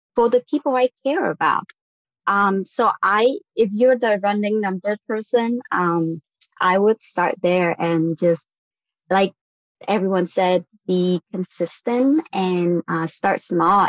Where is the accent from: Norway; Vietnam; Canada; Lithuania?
Vietnam; moved away as an adult; now in United States; I was born and raised in Vietnam. I came over for college